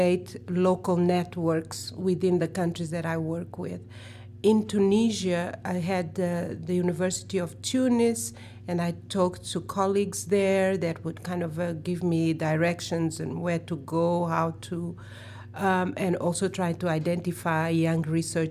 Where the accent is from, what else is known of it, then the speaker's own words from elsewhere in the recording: Mozambique; now in New York City, United States; I'm not American, I'm from the South, I'm from Africa, and I'm from Mozambique